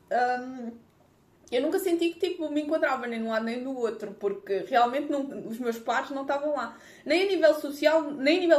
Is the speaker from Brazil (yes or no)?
no; Lisbon, Portugal; viver em Lisboa, que eu sou de Lisboa.